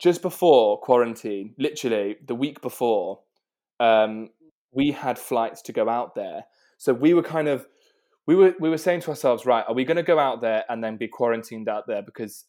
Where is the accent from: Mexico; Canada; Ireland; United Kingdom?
United Kingdom; South West England; Yeah, so I am from South Devon, right on the water. So I've grown up kind of basically swimming in the water all the time and going out on boats.